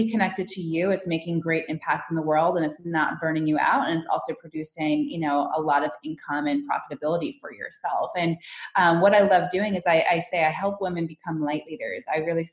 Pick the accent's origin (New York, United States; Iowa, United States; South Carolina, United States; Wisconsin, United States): New York, United States; New York City; moved away as an adult; now in California, United States; I'm originally from New York. I just moved to California. So for me growing up, it was always the dream to be like, you know, that New York City hustler